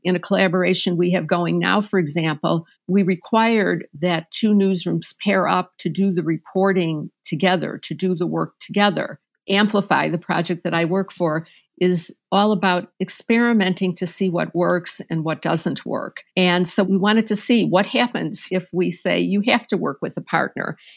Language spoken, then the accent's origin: English; Chicago, Illinois, United States; I am from Chicago, grew up in Chicago